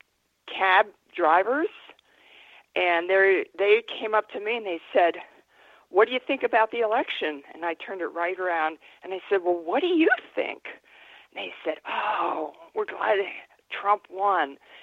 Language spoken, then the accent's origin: English; United States; I'm an American